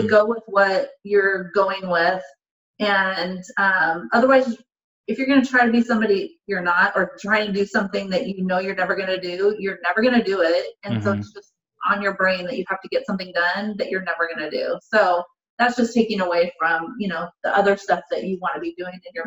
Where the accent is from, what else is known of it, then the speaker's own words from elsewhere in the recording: Portland, United States; I'm born and raised in Portland. I've never left Portland